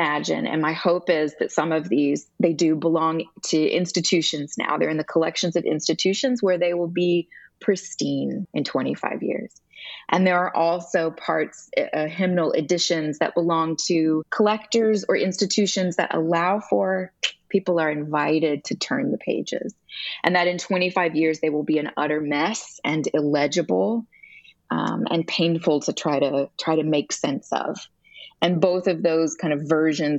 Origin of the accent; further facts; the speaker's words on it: Alabama, United States; I grew up in Alabama in a Presbyterian church